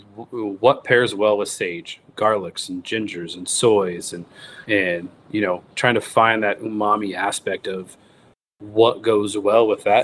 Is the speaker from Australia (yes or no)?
no; United States; growing up in the United States